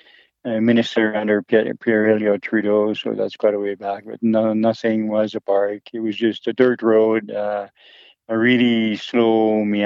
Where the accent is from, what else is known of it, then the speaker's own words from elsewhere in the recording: Belgium; also born or lived in Yukon, Canada; now in Whitehorse, Canada; No, I was born in Belgium, and in Belgium, my parents bought me books of a kid that was having all sorts of adventure in Western Canada named Andy and his dog Bessie.